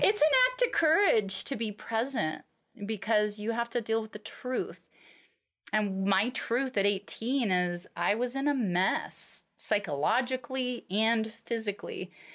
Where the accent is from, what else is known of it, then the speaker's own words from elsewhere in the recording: Alaska, United States; I grew up in Alaska